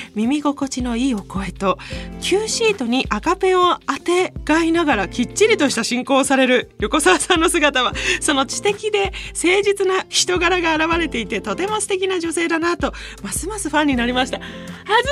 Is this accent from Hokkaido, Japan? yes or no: no; Itoigawa, Niigata, Japan; moved away as an adult; 糸魚川高校ね私の出身校なんですけど